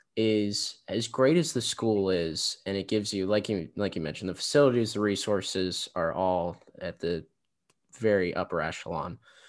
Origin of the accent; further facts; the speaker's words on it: Bay Area, California, United States; moved away as an adult; also born or lived in Arizona; I'm from the Bay Area.